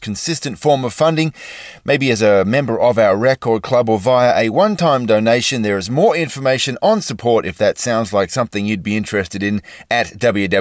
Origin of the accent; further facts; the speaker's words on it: Australia; now in United States